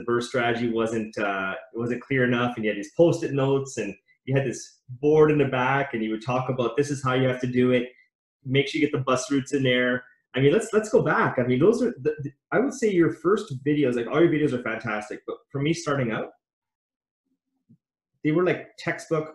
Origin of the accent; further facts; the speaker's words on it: London, Ontario, Canada; where are you from? And I say London